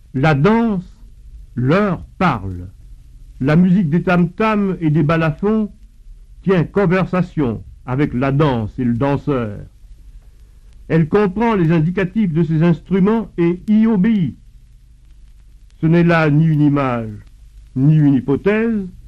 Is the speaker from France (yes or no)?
yes; Bordeaux, Nouvelle-Aquitaine, France; moved away as an adult; also born or lived in Fort-de-France, Martinique; now in Paris, France; J'ai été élevé à Bordeaux